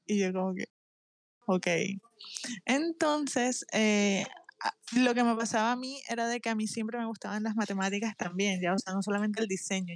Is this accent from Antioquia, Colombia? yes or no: no; Barranquilla, Atlántico, Colombia; Soy de Barranquilla, Colombia